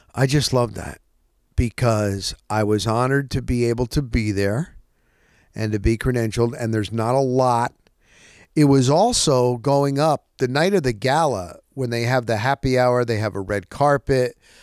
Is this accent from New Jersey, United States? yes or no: yes; New Jersey, United States; also born or lived in Scranton, Pennsylvania; I was born in Scranton, P A. We moved to Jersey when I was a year old